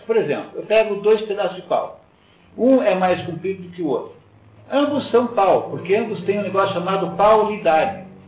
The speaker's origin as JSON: {"language": "Portuguese", "town": "Curitiba", "region": "Paraná", "country": "Brazil", "said": "eu sou curitibano"}